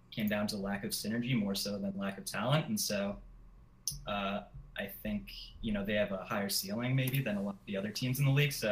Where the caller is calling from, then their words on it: Hollywood, California, United States; I am calling from Hollywood, California.